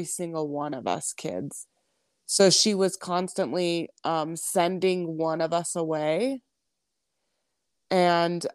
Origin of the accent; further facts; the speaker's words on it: California, United States; now in Pinedale, United States; we're from California originally